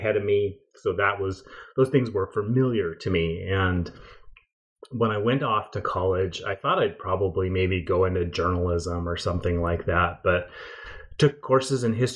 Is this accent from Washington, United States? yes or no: yes; Pacific Northwest, about 40 miles north of Seattle, Washington, United States; I grew up in the Pacific Northwest, about 40 miles north of Seattle